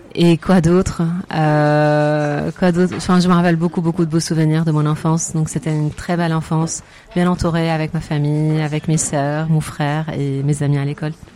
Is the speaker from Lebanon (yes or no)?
yes; Lebanon; moved away as an adult; now in France; revenir au Liban pour chercher du travail et surtout pouvoir faire bénéficier mon pays natal de mes compétences